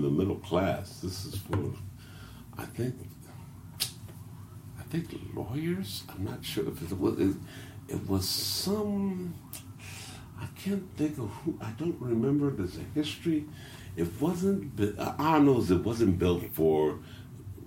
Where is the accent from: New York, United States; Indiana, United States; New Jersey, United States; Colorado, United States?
Indiana, United States; Indianapolis; I'm from Lockville